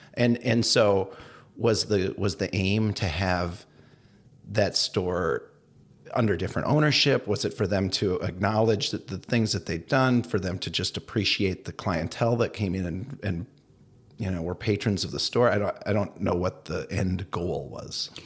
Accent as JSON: {"language": "English", "town": "Madison", "region": "Wisconsin", "country": "United States", "tie": "born or raised there", "also_born_or_lived": "Minnesota", "moved": "yes", "said": "I grew up in Madison"}